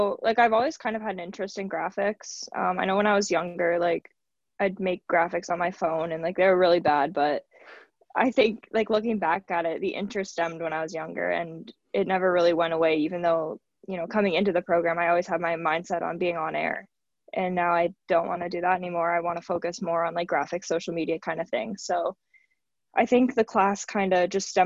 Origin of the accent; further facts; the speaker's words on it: Hamilton, Ontario, Canada; my hometown team